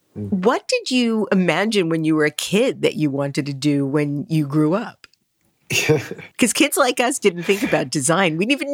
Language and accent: English; New York City, New York, United States; also born or lived in Albany, New York; I am a native New Yorker. I was born in Brooklyn as well. I lived in Queens. I lived on Staten Island. And I went to school in Albany.